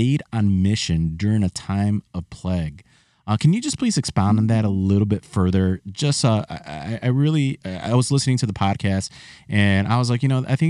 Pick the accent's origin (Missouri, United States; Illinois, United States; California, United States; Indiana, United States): Illinois, United States; Chicago; I'm from Chicago